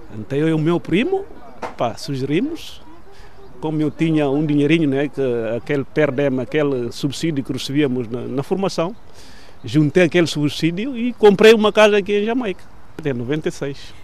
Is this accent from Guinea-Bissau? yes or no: yes; Cacheu, Guinea-Bissau; moved away as an adult; now in Portugal; Nasci na Guiné, propriamente na região de Cacheu, norte da Guiné.